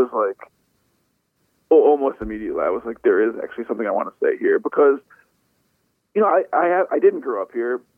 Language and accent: English; Buffalo, New York, United States; now in Washington, D.C., United States; I grew up in Buffalo around the same time that so many of my friends were growing up here.